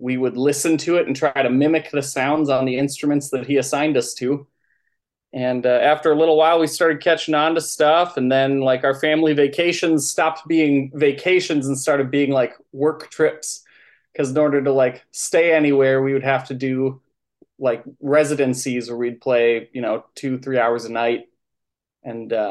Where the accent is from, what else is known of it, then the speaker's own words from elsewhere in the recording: Northfield, Minnesota, United States; also born or lived in Nerstrand, Minnesota / Winona, Minnesota / Rochester, Minnesota / Byron, Minnesota; I'm from Minnesota, specifically like southeastern Minnesota area. Grew up in Northfield and Nurse Strand